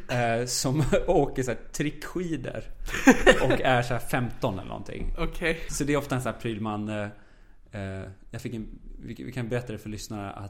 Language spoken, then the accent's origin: Swedish; Dalarna County, Sweden; Jag har ganska mycket skämt om det. Men det är för att jag känner mig som dalmas fast jag, jag pratar inte dalmål nu. Jag har, jag, ibland så tenderar det att sippra igenom lite dalmål.